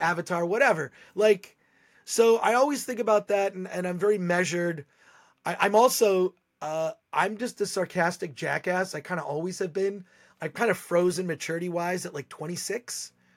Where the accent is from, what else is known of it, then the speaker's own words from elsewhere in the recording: Michigan, United States; now in Los Angeles, United States; I grew up in Michigan.